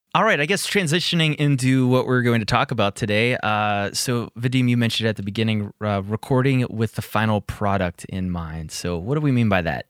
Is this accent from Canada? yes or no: no; Pittsburgh, Pennsylvania, United States; Pittsburgh, where I'm from and located